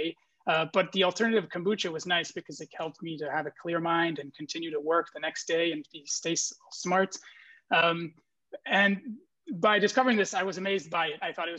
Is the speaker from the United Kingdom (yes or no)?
no; Brussels, Brussels-Capital Region, Belgium; moved away as an adult; now in San Francisco, United States; I'm originally from Brussels, Belgium. And like I said, I moved to San Francisco around 5 years ago